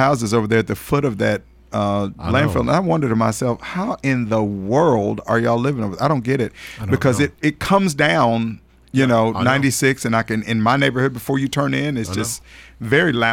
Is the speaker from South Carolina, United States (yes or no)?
no; Nashville, Tennessee, United States; Now, I grew up in Nashville. Nashville is my home